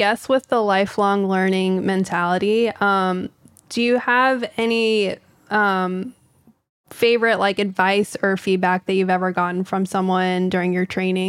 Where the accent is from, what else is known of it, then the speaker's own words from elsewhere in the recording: Texas, United States; I'm from Texas.